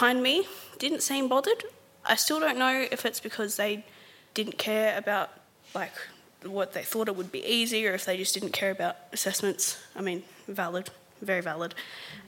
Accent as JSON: {"language": "English", "town": "Sydney", "region": "New South Wales", "country": "Australia", "tie": "born or raised there", "said": "I grew up in Mount Druitt"}